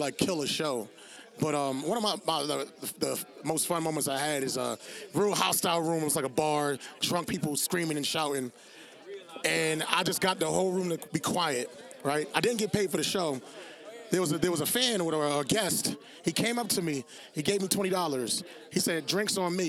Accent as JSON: {"language": "English", "town": "Hartford", "region": "Connecticut", "country": "United States", "said": "I'm from Hartford, Connecticut. Yes, the capital of Connecticut"}